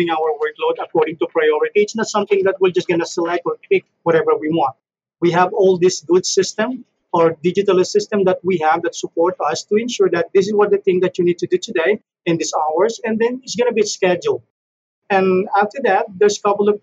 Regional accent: Philippines; moved away as an adult; now in Canada; I'm from the Philippines. I'm a Filipino. Been moved to Canada, I guess, during 2001.

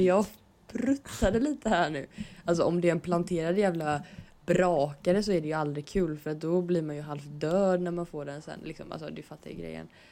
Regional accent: Stenkullen, Västra Götaland, Sweden; jag är från Stenkullen

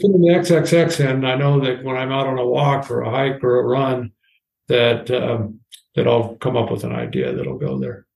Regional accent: Washington, United States; I grew up in Washington State, uh, mostly on the west side at the, in the Olympic Mountains.

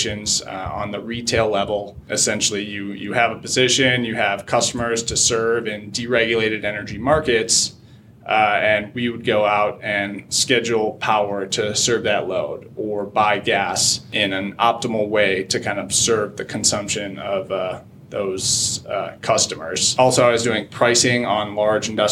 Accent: Chicago, Illinois, United States; I'm born and raised in Chicago, Illinois. Grew up on the north suburb side of the city

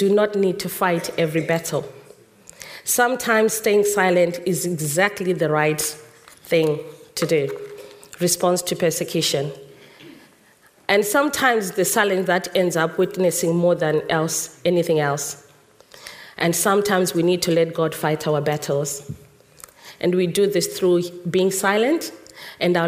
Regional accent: Zimbabwe; moved away; In our Zimbabwean culture, I was born in Zimbabwe

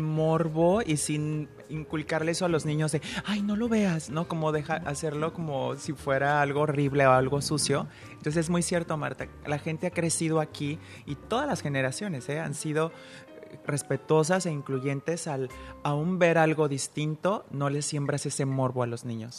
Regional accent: Guadalajara, Jalisco, Mexico; now in Puerto Vallarta, Mexico; soy eh, de Guadalajara, pero yo soy pata salada.

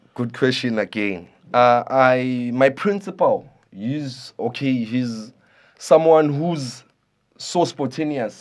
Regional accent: Soweto, Gauteng, South Africa; I'm from Soweto

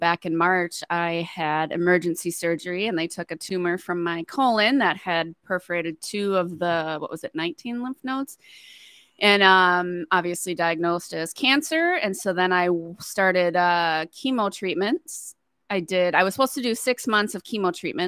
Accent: Blaine, Minnesota, United States; We're both from Blaine. We went to Blaine High School

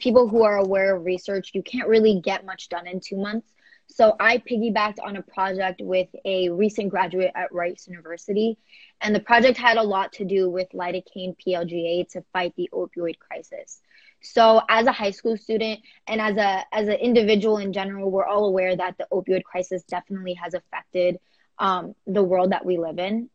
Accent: Houston, Texas, United States; I am from Houston, Texas

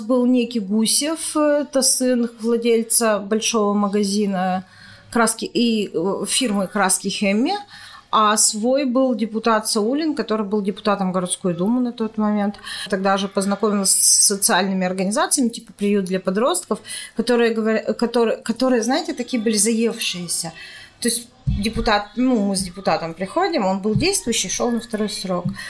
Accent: Perm, Perm Krai, Russia; Мы говорим, из Перми

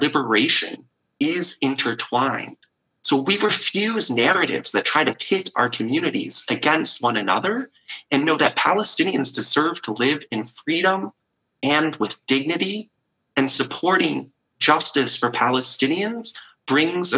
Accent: East Lansing, Michigan, United States; my synagogue, where I grew up in East Lansing, Michigan

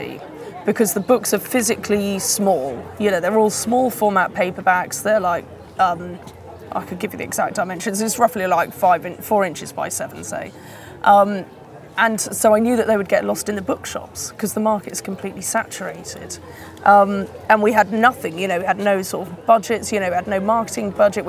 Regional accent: Wales, United Kingdom; moved away; I was born in Wales.

